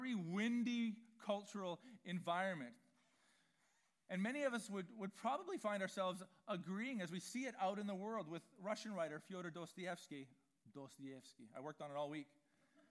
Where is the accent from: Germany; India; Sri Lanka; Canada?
Canada; Vancouver, British Columbia; I grew up in East Vancouver